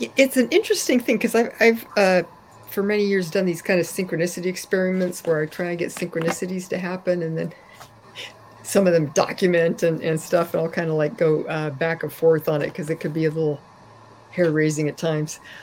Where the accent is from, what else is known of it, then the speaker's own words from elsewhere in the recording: California, United States; I grew up in California